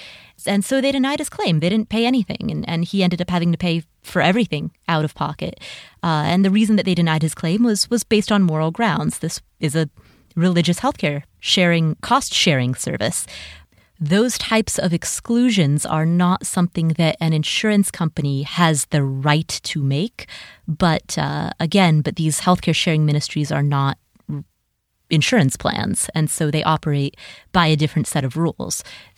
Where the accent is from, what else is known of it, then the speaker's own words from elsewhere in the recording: Minnesota, United States; I'm from Minnesota, where the summers are short and sweet and the winters are very long.